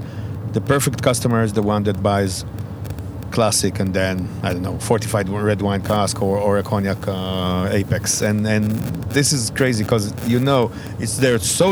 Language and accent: English; Israel; we're from Israel.